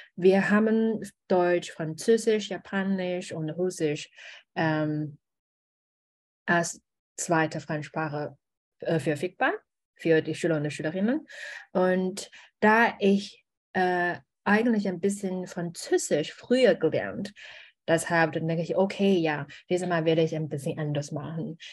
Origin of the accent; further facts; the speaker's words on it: China; German is a second language; moved away as an adult; also born or lived in Germany; ich bin eine Chinesin